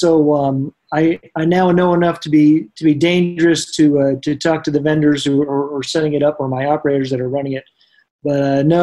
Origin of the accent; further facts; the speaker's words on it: Vermont, United States; moved away as an adult; also born or lived in Fort Wayne, Indiana; now in Indianapolis, United States; I spent most of my years growing up in Vermont